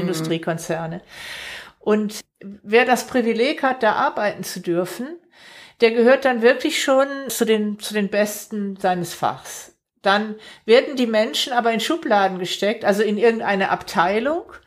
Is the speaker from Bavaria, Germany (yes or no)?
no; Stuttgart metropolitan area, Baden-Württemberg, Germany; wir kommen ja beide aus dem Großraum Stuttgart